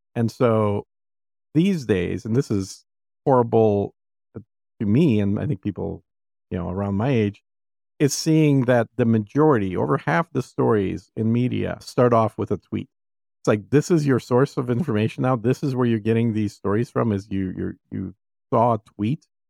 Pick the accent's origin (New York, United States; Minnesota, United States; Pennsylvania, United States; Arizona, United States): Minnesota, United States; now in Texas, United States; growing up in Minnesota